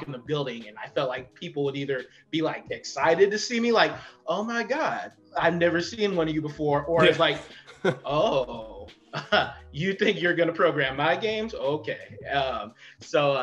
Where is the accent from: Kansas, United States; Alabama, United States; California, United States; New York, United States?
California, United States; Fontana; I come from Fontana, California, which is out in the desert.